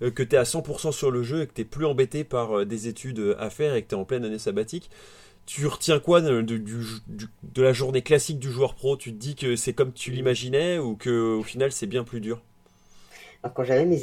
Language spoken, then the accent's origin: French; Paris, Île-de-France, France; moved away; also born or lived in Aix-en-Provence; moi, je viens de Paris.